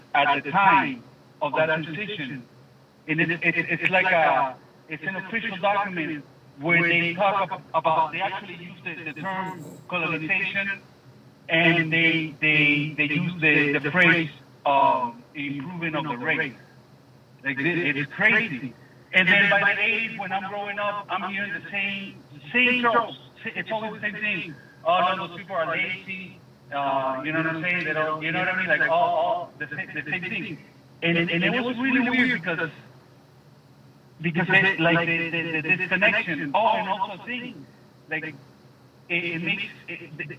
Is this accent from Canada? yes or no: no; Venezuela; now in Miami, United States; I'm from Venezuela.